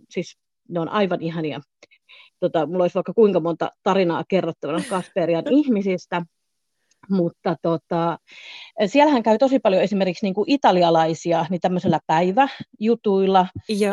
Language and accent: Finnish; Southern Finland, Finland; moved away as an adult; also born or lived in Florida, United States / Thailand / Spain; olen kotoisin Etelä-Suomesta